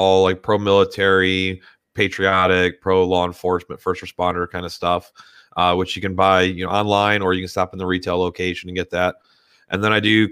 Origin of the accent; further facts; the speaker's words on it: Detroit, Michigan, United States; moved away as an adult; also born or lived in Philadelphia, Pennsylvania; now in Pottstown, United States; I'm not actually originally from this area. I grew up in Detroit.